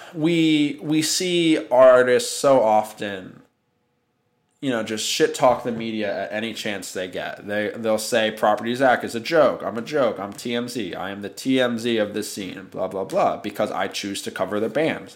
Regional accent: New York City, New York, United States; I was born and raised in Manhattan

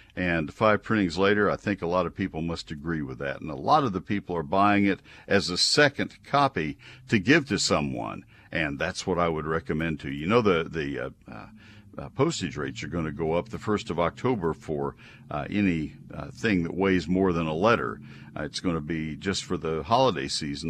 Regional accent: College Station, Texas, United States; moved away as an adult; now in near Dallas, United States; I grew up in College Station and I grew up with water oaks all around me

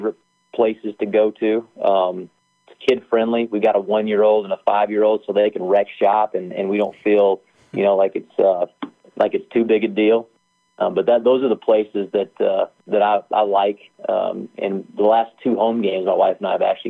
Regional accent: Wyoming, United States; moved away; I'm from Wyoming.

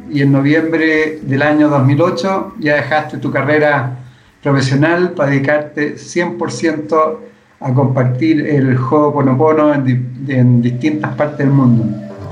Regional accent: Chile; Vivimos tanto, especialmente acá en Chile

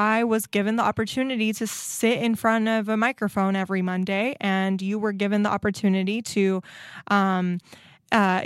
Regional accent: Nicaragua; now in United States; I grew up in Nicaragua

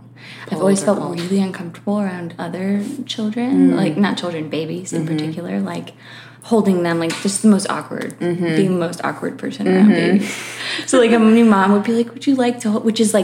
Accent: Connecticut, United States; born there; also born or lived in Florida; now in Los Angeles, United States; I was born in Connecticut.

